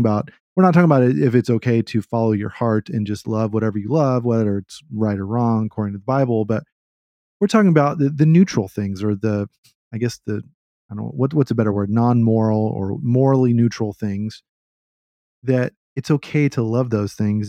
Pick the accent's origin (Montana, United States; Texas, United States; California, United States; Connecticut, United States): Texas, United States; Austin; I grew up in Austin where it's trendy to hate what's trendy